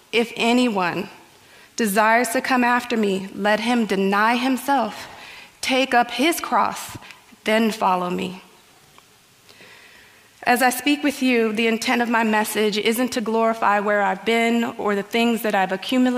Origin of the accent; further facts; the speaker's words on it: Guatemala; I was born healthy in Guatemala